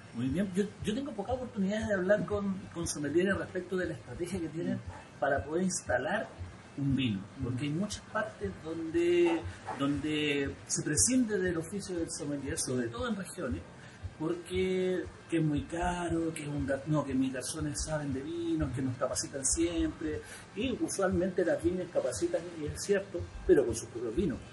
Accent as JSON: {"language": "Spanish", "country": "Chile", "said": "Acá en Chile"}